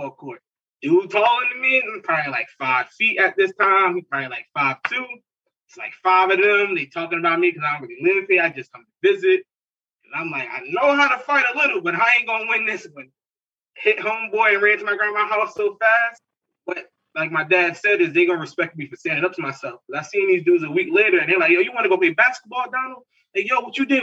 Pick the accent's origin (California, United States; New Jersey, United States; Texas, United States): New Jersey, United States; Newark; I grew up in Newark